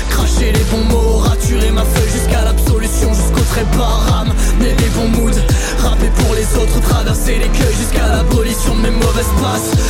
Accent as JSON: {"language": "French", "town": "Chartres", "region": "Centre-Val de Loire", "country": "France", "said": "j'ai je ans, Je viens de Chartres."}